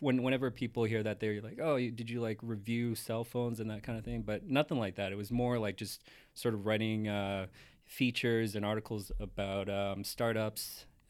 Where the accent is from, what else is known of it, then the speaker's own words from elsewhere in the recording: Calgary, Alberta, Canada; moved away as an adult; now in Toronto, Canada; not to shit on my hometown, but there's not a whole lot to do there.